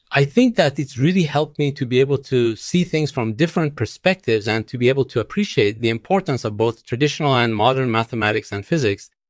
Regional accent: Iran; born there; Well, I was born in Iran, but my parents originally came from Afghanistan.

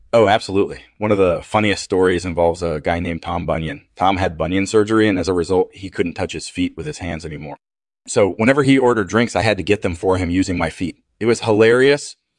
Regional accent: Toronto, Ontario, Canada; I grew up in Toronto

